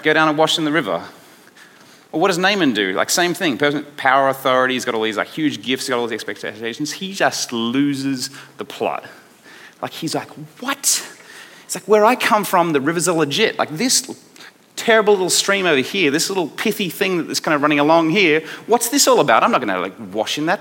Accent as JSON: {"language": "English", "country": "Australia", "accent": "Aussie", "said": "my Aussie accent"}